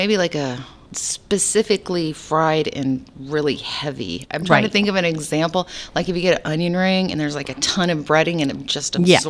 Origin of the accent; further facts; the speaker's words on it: the Northwest, Pacific Northwest, United States; moved away; also born or lived in Alaska; I grew up in the Northwest, so there was a lot of it up there.